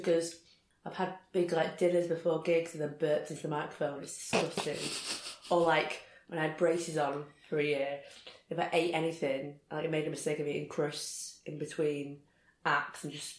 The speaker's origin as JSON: {"language": "English", "town": "Rochdale", "region": "North West England", "country": "United Kingdom", "tie": "born or raised there"}